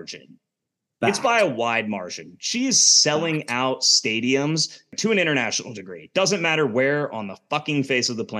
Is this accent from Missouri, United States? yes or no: yes; Kansas City, Missouri, United States; moved away as an adult; also born or lived in Denver / Lawrence, Kansas; now in Atlanta, United States; I'm from Kansas City. I mean, I live in Atlanta now, lived in Denver before that, went to KU, lived in Kansas City for like 12